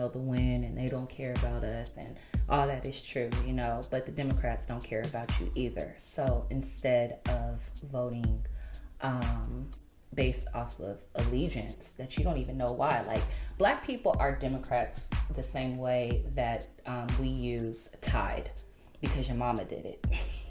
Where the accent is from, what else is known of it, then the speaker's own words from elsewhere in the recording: United States; You don't need to say Black people, because it's American. You know what I'm saying? I'm American, so it's just automatically ingrained.